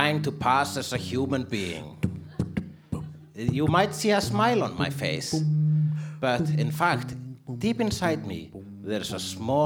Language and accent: English; Iceland; English is a second language; I am Icelandic.